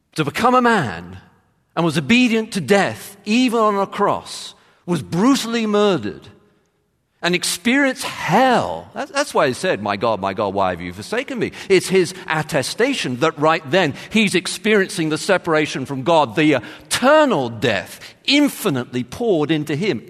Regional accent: England, United Kingdom; I'm from England. I'm English.

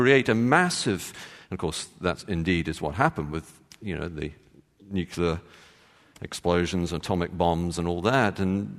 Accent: Texas, United States; born there; as you can tell from my accent, I was born in Texas.

